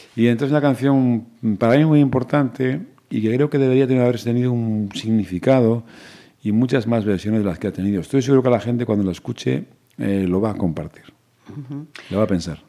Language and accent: Spanish; Pontevedra, Galicia, Spain; yo soy un chico de Pontevedra, que nací en la Rúa Nueva, que es un barrio que está muy próximo a la Plaza de Toros, que fui a un colegio público aquí toda la vida, hijo de profesores y que me crié en Pontevedra